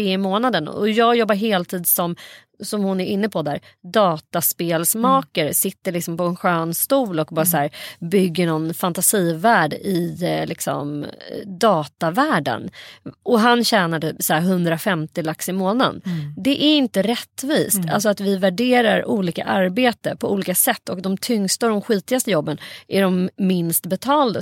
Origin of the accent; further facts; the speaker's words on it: Saltsjöbaden, Stockholm County, Sweden; i vårt grannskap där jag växte upp i Saltsjöbo